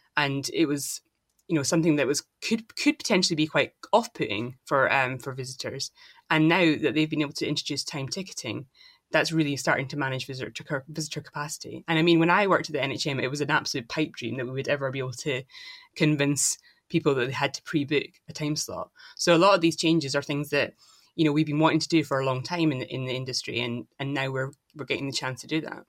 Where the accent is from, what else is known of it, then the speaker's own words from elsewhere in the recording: Dundee, Scotland, United Kingdom; I'm from Dundee in Scotland